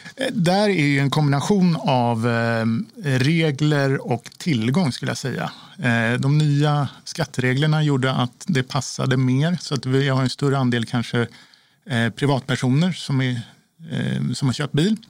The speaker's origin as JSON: {"language": "Swedish", "country": "Sweden", "said": "som svensk"}